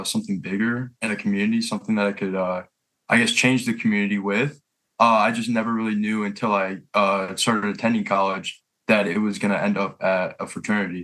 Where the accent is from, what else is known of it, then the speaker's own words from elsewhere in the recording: Warren, Michigan, United States; I'm originally from the East Side, Warren, Michigan.